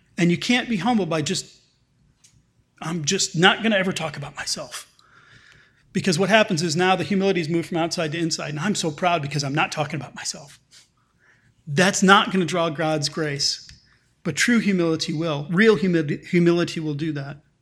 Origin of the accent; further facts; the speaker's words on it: United States; as Western American middle class citizens